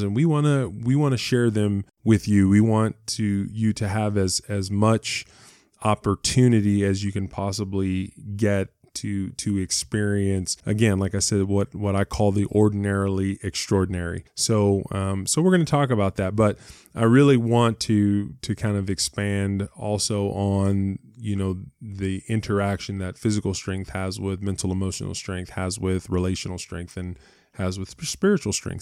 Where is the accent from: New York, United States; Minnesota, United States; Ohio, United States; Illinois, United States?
Ohio, United States; Cleveland; moved away as an adult; I was born in Ohio, uh, in Cleveland, Ohio, uh, lived in Ohio uh, most of my life until, till I went to college